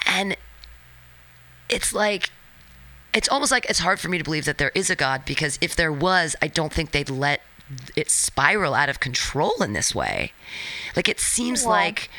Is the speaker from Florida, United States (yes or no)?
no; San Francisco, California, United States; I'm from San Francisco